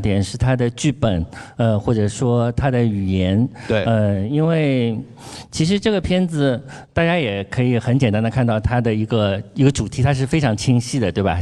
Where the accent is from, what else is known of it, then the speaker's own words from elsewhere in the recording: Shanghai, China; 我们上海人说花菜鸡的地方